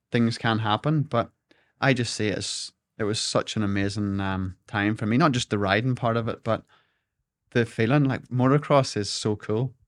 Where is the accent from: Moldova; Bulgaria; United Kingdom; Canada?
United Kingdom; Larne, Northern Ireland; I grew up in Dockside Alone